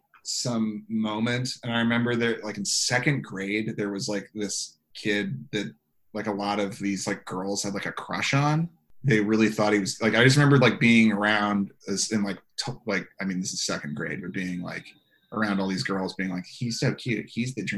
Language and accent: English; San Diego, California, United States; I'm from San Diego